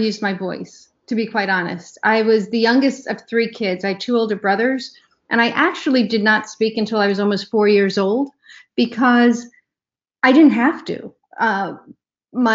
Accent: New York, United States; moved away as an adult; also born or lived in Ohio / Washington, D.C. area; I grew up in New York and then moved to Ohio for college and grad school

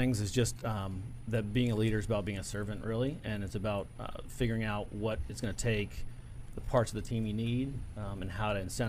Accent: Alexandria, Virginia, United States; I grew up in Alexandria, Virginia.

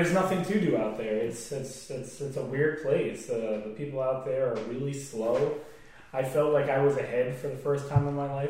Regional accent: Abington, Pennsylvania, United States; born there; also born or lived in New Smithville / Pittsburgh; Well, started off, I was born in Abington, Pennsylvania. I lived in Abington for a few years. Went from Abington to New Smithville, which is outside of New Tripoli. From there, we went out to Pittsburgh.

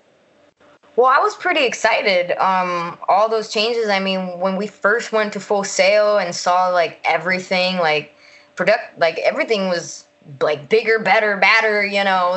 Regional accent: Puerto Rico; moved away as an adult; also born or lived in United States (born); now in Florida, United States; I was raised in Puerto Rico

